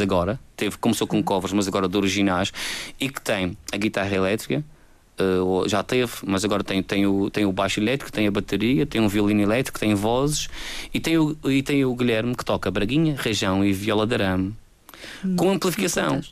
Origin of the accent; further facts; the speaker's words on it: Madeira, Portugal; Nós somos portugueses, nós somos madeirenses